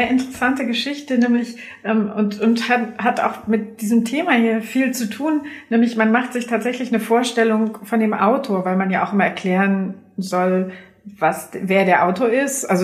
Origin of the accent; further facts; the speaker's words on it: Lower Saxony, Germany; ich komme aus Niedersachsen, da gibt's keinen kein Dialekt